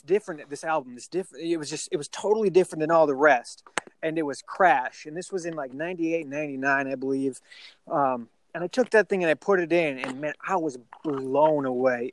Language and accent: English; Minnesota, United States; now in Peachtree City, United States; I'm originally from Minnesota